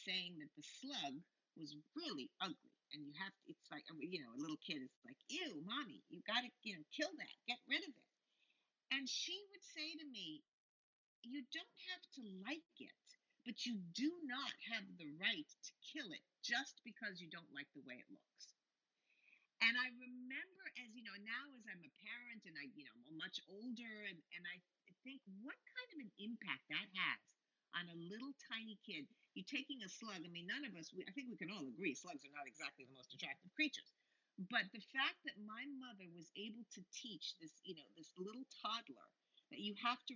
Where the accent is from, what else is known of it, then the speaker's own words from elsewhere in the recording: Beverly Hills, California, United States; I grew up in Beverly Hills, California